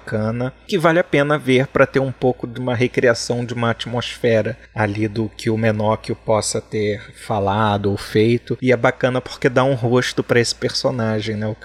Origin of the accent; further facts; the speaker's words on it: Brazil; Eu sou brasileiro e não faço francês, né?